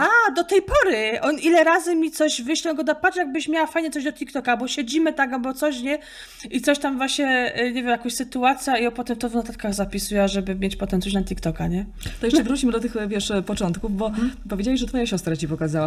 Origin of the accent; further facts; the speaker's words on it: Opole Voivodeship, Poland; accent: Silesian dialect (gwara, Opole); typowo to jest z opolskiego. Zawsze mnie mylą ze Śląska, bo niby Gotka jest tylko na Śląsku, ale w opolskim też się godo, typowo Górny Śląsk.